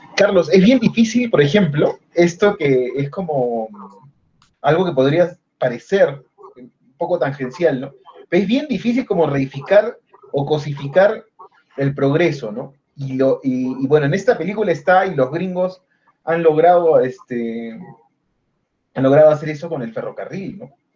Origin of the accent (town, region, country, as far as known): Peru